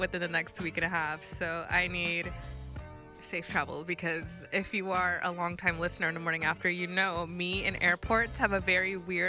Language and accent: English; Florida, United States; moved away; I'm from Florida originally